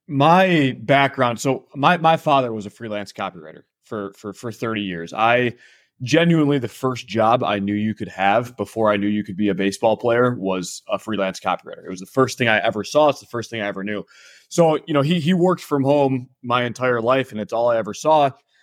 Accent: Michigan, United States; I'm from Michigan, so sometimes people will say it's Canadian.

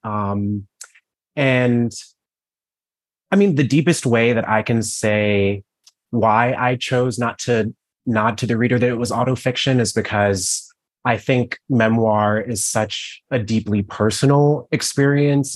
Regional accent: Cleveland, Ohio, United States; I grew up in Cleveland, Ohio.

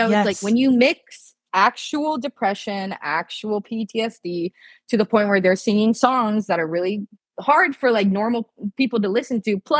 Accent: Japan; now in United States; like I come from Japan where like drug usage is very low.

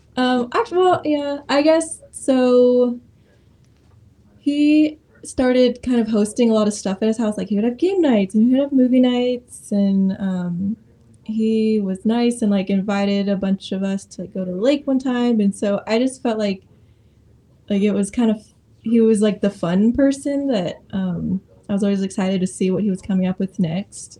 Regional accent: Modesto, California, United States; moved away as an adult; also born or lived in Oregon; now in Springfield, United States; I grew up in Modesto, California

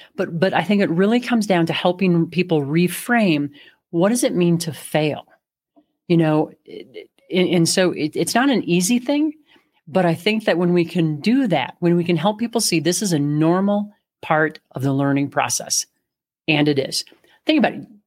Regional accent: Midwest, United States; now in Colorado, United States; I grew up in the Midwest

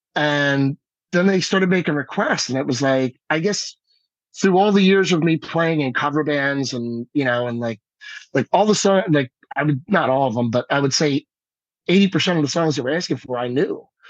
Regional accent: Stratford, New Jersey, United States; moved away as an adult; also born or lived in California / South Carolina / New York; I'm back here, right here in Stratford, New Jersey

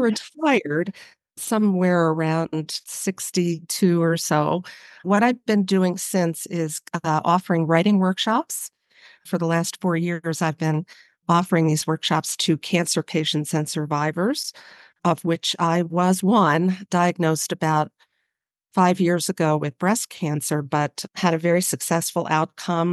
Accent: Baltimore, Maryland, United States; moved away as an adult; also born or lived in Boston / Bay Area, California; I grew up in Baltimore, Maryland

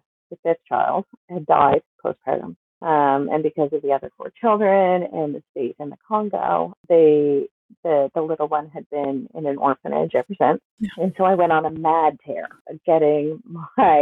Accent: Nova Scotia, Canada; I am from Nova Scotia. I live in Glasgow.

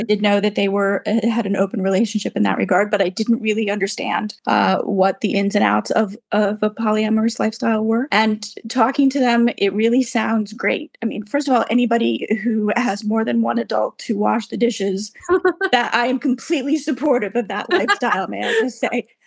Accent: United States; moved away as an adult; also born or lived in Boston / Manchester, United Kingdom; now in United Kingdom; my background being an American and living over there for 30 years and practicing as a lawyer there, and then moving to the UK

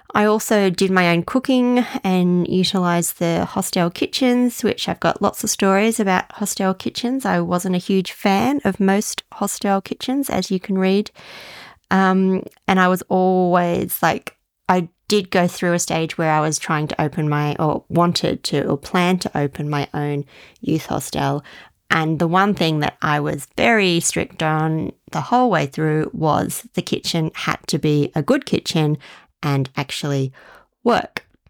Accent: Australia; as an Australian

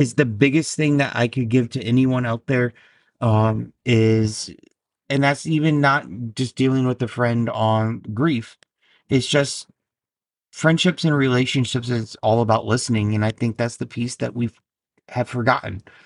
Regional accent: Indiana, United States; also born or lived in Alabama; now in New Jersey, United States; I was born and raised in Indiana, then I lived in Alabama, and now I'm in Jersey for six years.

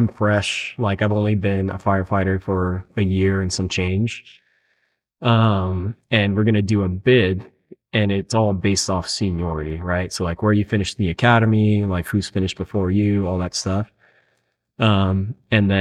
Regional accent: Chula Vista, California, United States; We grew up in Chula Vista, and I got picked up with Chula Vista Fire, like our hometown

